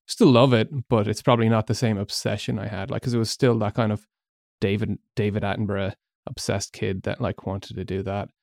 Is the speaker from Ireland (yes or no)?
yes; Galway, Connacht, Ireland; moved away as an adult; also born or lived in Malaysia; most of my life. Went to secondary school and college there